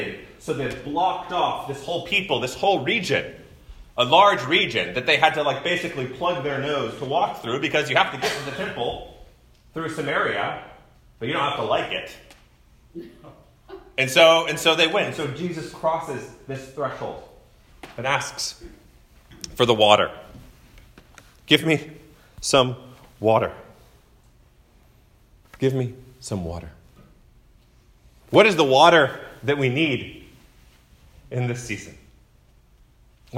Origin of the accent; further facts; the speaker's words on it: United States; I've been conditioned as an American male